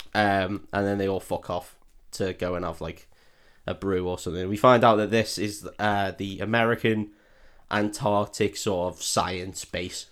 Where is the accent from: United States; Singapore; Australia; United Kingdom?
United Kingdom; as a Brit